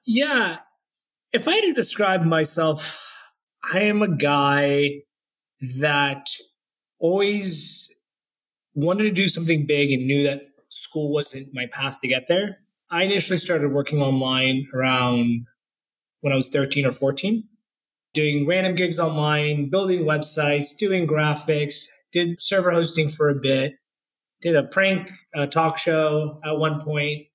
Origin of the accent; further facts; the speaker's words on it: Orlando, Florida, United States; moved away; also born or lived in Jacksonville, Florida / Schaumburg, Illinois / Bay Area, California; I grew up in Orlando, Florida